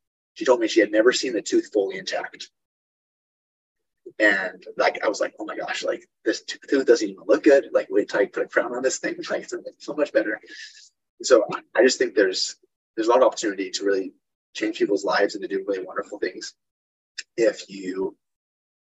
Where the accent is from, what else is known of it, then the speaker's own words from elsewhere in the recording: Utah, United States; moved away as an adult; now in Nebraska, United States; I'm moved from Utah, where I grew up, to Nebraska